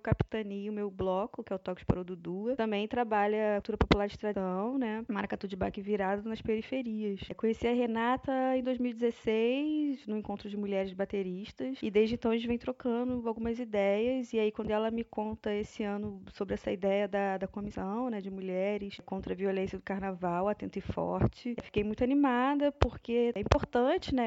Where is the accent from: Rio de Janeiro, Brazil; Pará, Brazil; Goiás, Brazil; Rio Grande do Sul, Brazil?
Rio de Janeiro, Brazil; Nova Iguaçu; sou cria da Baixada Fluminense, né? Sou de Miguel Couto, Nova Iguaçu